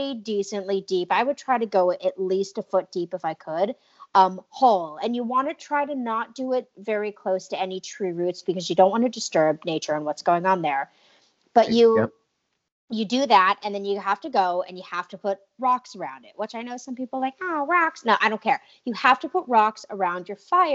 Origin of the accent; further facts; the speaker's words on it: New England, United States; also born or lived in Arizona; I grew up in New England